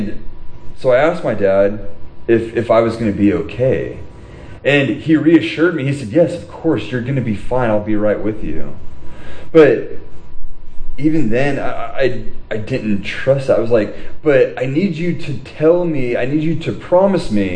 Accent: Huntington Beach, California, United States; I grew up in Huntington Beach

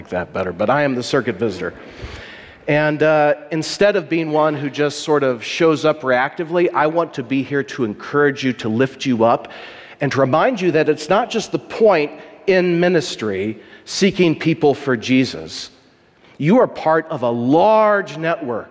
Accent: Columbia, Missouri, United States; moved away as an adult; now in Wartburg, United States; I'm from the Midwest. I come from a very pluralistic society in Columbia, Missouri

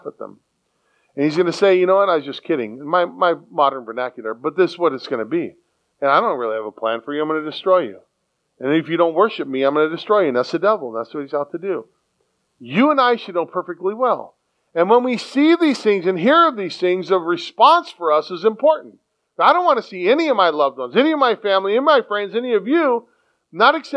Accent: San Diego, California, United States; moved away; a city boy, born and raised in San Diego

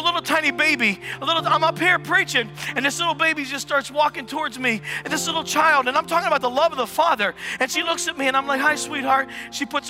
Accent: United States; I'm an American, but I'm following the kingdom of God

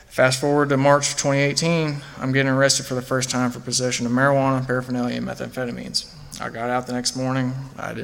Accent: Fulton, Kentucky, United States; I grew up in Fulton, Kentucky, about an hour and a half away from here

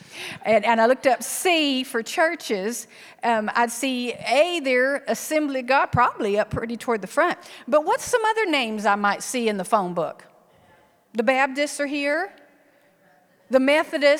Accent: South Texas, United States; moved away as an adult; also born or lived in Iowa; I'm actually from South Texas, but pastored in Iowa for 24 years

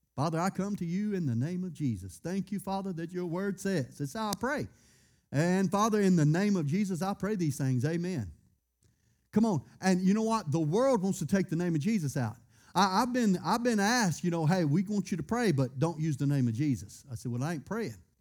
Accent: United States; I was born in America

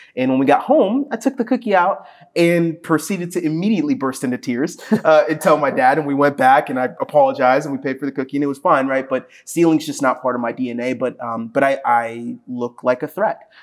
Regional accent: Ashburn, Virginia, United States; growing up in Ashburn

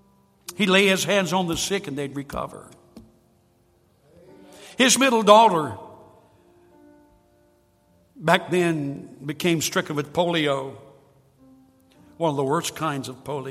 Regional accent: Sampson County, North Carolina, United States; I was raised in Sampson County

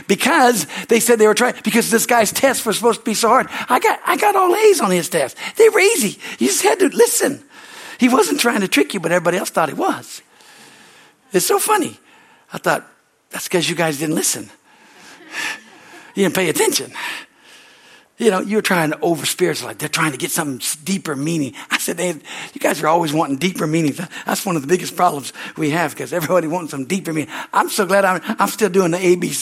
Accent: California, United States; I came from California

